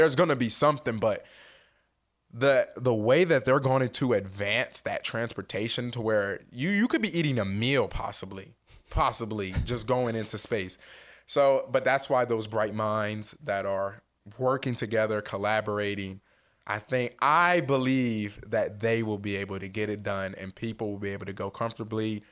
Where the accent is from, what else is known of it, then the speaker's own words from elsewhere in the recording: Salem, New Jersey, United States; moved away as an adult; also born or lived in Madison, Wisconsin; now in Indianapolis, United States; growing up in South New Jersey, that small knit community